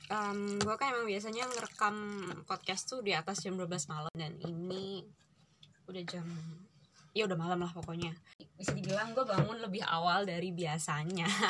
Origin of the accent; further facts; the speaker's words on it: Surabaya, East Java, Indonesia; accent: Surabayan; sejauh ini gue kalau ngomong logatnya kayak gimana dan karena kita ngomongnya Surabayaan mau ngomong Surabayaan aja kali ya